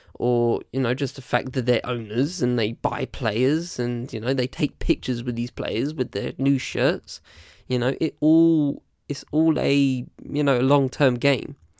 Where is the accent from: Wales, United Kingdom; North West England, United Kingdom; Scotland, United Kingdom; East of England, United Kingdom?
East of England, United Kingdom; Essex; also born or lived in London / Southampton; I was born in London, and I live, and I've lived in Essex for most of my life.